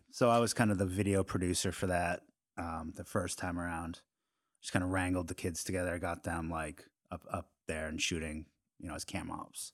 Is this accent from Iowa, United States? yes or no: no; Norton, Massachusetts, United States; I grew up in, uh, right outside of Boston in a town called Norton